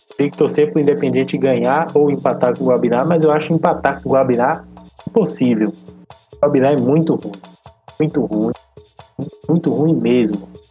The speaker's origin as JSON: {"language": "Portuguese", "country": "Brazil", "said": "A gente é brasileiro"}